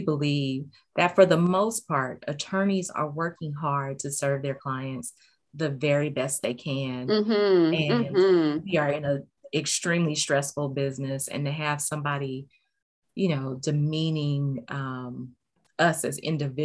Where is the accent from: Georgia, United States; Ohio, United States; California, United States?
California, United States; Los Angeles; I grew up in South Central LA back in the 90s